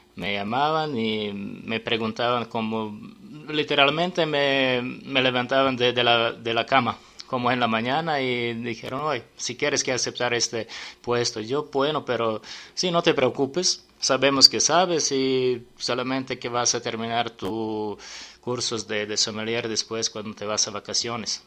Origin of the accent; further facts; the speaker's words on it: Serbia; Spanish is a second language; moved away as an adult; now in Mexico City, Mexico; En mi país